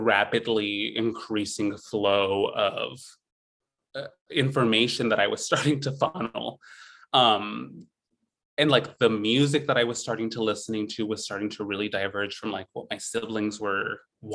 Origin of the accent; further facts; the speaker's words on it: San Joaquin Valley, Central Valley of California, United States; I grew up in the Central Valley of California, in the San Joaquin Valley, like dead middle of California